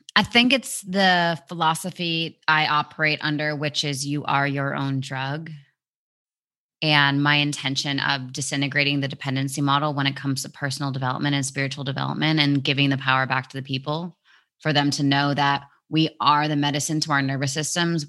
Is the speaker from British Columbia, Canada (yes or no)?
yes; Vancouver, British Columbia, Canada; moved away as an adult; also born or lived in England; Vancouver, my hometown